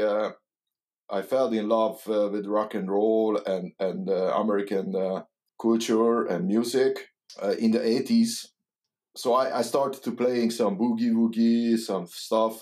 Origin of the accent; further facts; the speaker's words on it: Hungary; English is a second language; moved away as an adult; now in Netherlands; I I'm come from Hungary, and uh, it was a communism